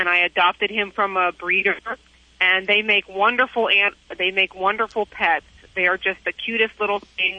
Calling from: McLean, Virginia, United States; Fine. I'm calling from Virginia.

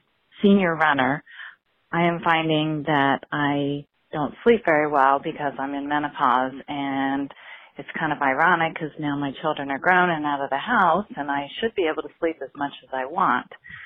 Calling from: Columbus, Ohio, United States; I'm calling from Columbus, Ohio.

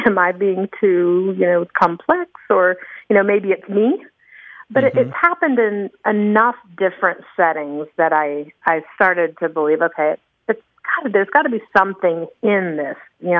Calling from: Tallahassee, Florida, United States; I'm from Tallahassee, Florida.

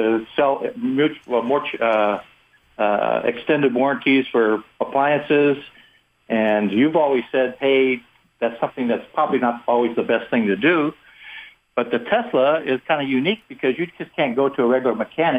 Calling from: Seattle, Washington, United States; I'm calling here from Seattle.

